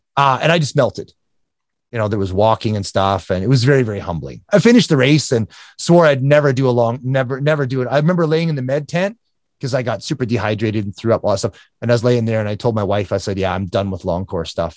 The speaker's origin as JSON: {"language": "English", "region": "Alberta", "country": "Canada", "tie": "born or raised there", "said": "it's in Canada. So, um, Alberta, Canada, just north of Calgary"}